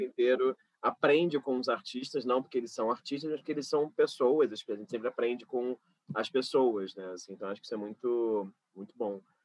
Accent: Rio de Janeiro, Brazil; do meu bairro onde eu fui criado, né? Jacarepaguá, no Rio de é? Janeiro.

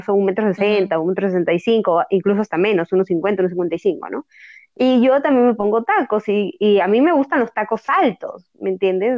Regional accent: Piura, Peru

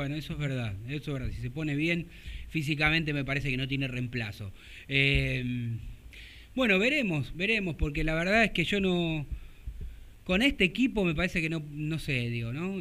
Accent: Argentina; nosotros que somos argentinos

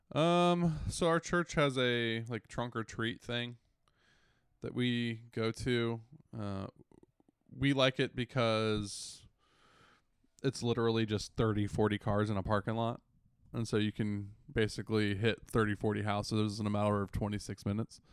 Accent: United States; moved away; we're all from the Washington, D C, Northern Virginia metro area

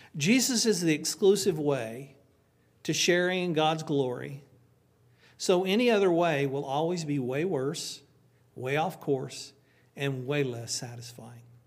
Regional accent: Oklahoma, United States; moved away; I'm from Oklahoma

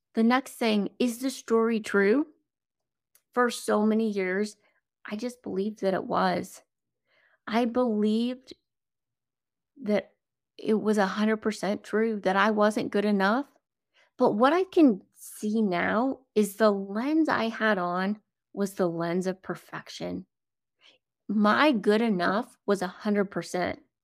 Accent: South Dakota, United States; I grew up in South Dakota

